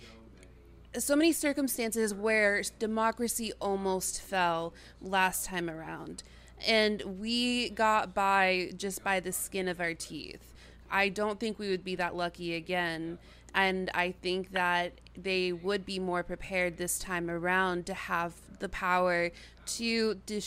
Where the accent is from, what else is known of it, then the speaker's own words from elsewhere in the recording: Nebraska, United States; another Nebraskan.